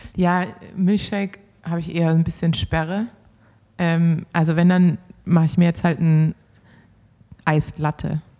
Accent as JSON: {"language": "German", "region": "Swabia", "country": "Germany", "said": "als Schwabe"}